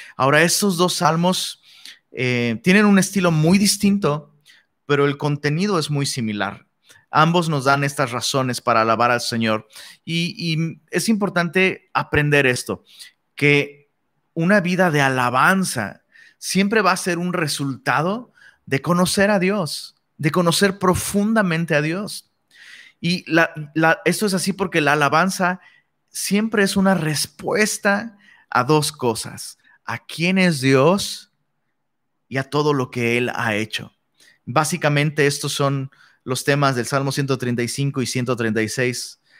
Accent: Mexico; Somos mexicanos.

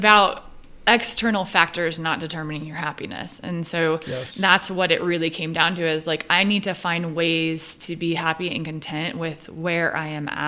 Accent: Southern California, United States; moved away as an adult; also born or lived in New York; I grew up in Southern California

